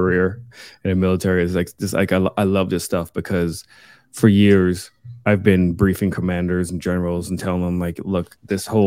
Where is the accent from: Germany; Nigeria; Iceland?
Germany; now in United States; I'm from Germany